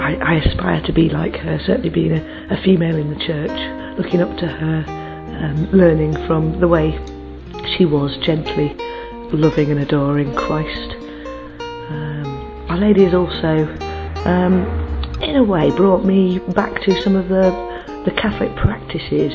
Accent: England, United Kingdom; from England.

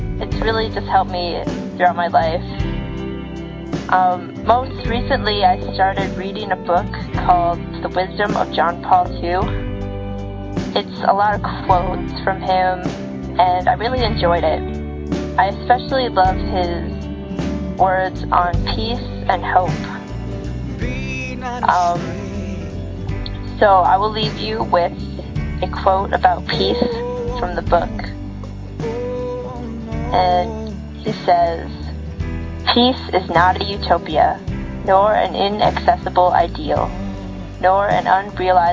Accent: United States; I'm from the United States of America

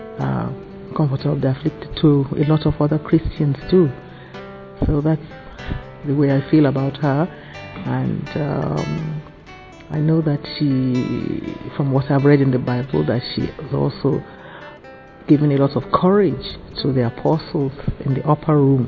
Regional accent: Nigeria; I'm from Nigeria

